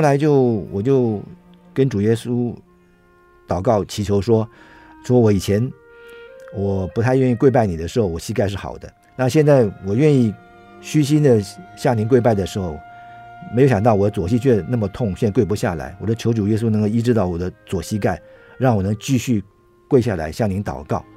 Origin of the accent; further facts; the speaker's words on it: Taiwan; 因为我们是台湾人，那不是当地的美国人